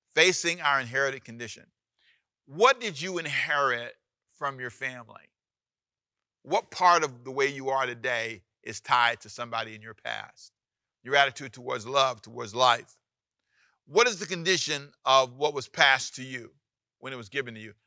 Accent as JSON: {"language": "English", "town": "Los Angeles", "region": "California", "country": "United States", "tie": "born or raised there", "also_born_or_lived": "Savannah, Georgia", "said": "where I was born in Savannah, Georgia, and where I needed to be raised, which is Los Angeles, California"}